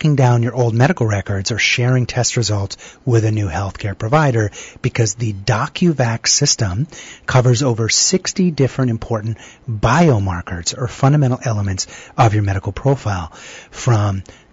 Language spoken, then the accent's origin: English; Boston, Massachusetts, United States; I'm from Boston